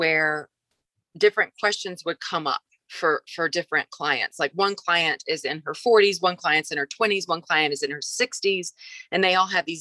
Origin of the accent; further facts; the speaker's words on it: the South, United States; I'm from the South